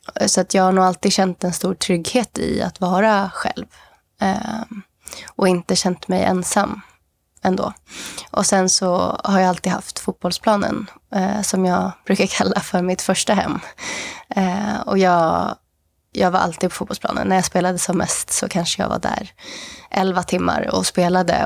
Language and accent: Swedish; Sweden; also born or lived in Mozambique; jag som var svensk